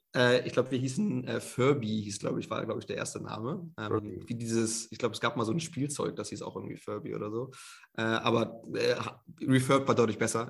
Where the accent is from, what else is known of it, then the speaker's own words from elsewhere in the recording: Hamburg, Germany; moved away as an adult; also born or lived in Munich / Shanghai / London / Australia; now in Vienna, Austria; bin ursprünglich gebürtiger Hamburger, also kenne mich eigentlich in Deutschland sehr gut aus. Dementsprechend habe meine ersten ähm, 22 Jahre in Hamburg auch gelebt